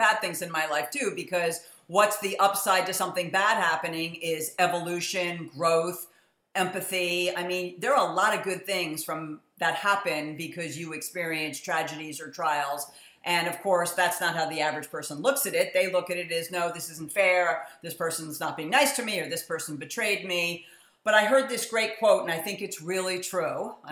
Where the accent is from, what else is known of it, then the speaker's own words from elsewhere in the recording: New York City, New York, United States; moved away; I grew up in New York City.